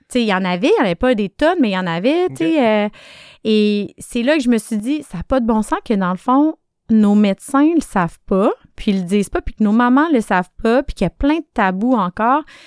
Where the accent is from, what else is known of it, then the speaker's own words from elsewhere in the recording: Quebec City, Quebec, Canada; moved away as an adult; also born or lived in Sherbrooke; On n'avait rien qui nous attendait à Québec à part ma famille, parce que je viens de Québec.